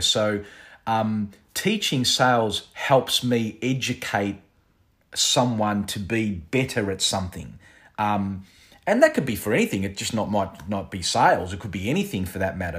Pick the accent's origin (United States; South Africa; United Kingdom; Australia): Australia; I was born here in Australia